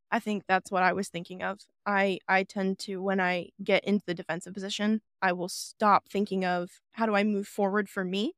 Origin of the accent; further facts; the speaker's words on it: South Dakota, United States; I am from South Dakota